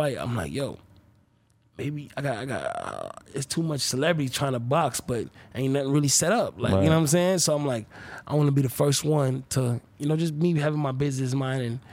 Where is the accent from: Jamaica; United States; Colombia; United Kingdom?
Jamaica; Kingston; moved away; I literally was raised in Kingston, Jamaica